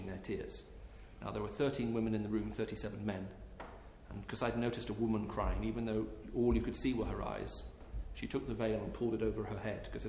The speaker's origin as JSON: {"language": "English", "country": "United Kingdom", "said": "as a British citizen"}